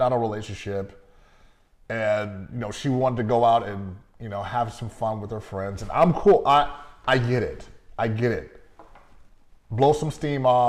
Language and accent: English; Las Vegas, Nevada, United States; I'm from Vegas